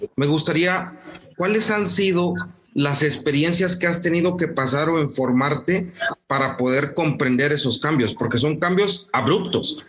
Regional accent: Morelos, Mexico; now in Monterrey, Mexico; yo soy de Morelos, vivo en Monterrey, pero soy de Morelos

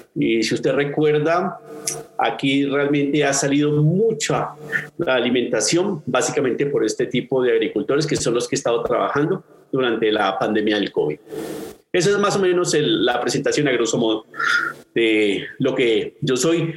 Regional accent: Colombia; soy colombiano

